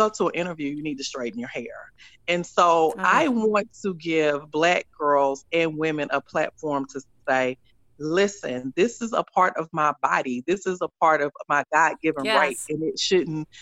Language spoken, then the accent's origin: English; Tuscaloosa, Alabama, United States; I grew up like in Tuscaloosa, Alabama